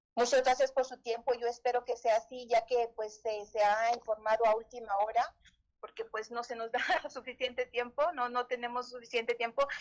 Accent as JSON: {"language": "Spanish", "town": "Saltillo", "region": "Coahuila", "country": "Mexico", "tie": "born or raised there", "said": "Nací y crecí aquí en Saltillo"}